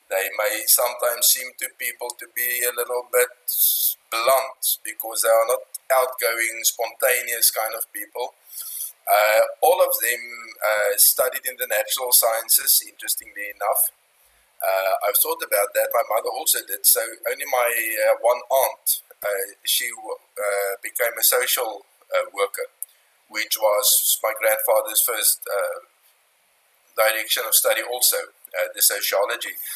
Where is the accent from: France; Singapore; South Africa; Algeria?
South Africa; Pretoria, Gauteng; moved away as an adult; now in Orania, South Africa; we grew up in Pretoria. I had basically two addresses in my life. The one is in Pretoria until I completed my studies, and then in Orania